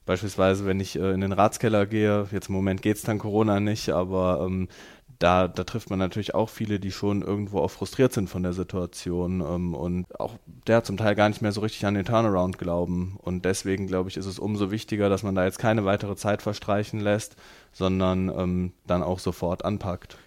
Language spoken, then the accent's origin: German; Rheydt, North Rhine-Westphalia, Germany; ich bin in Reit äh, groß geworden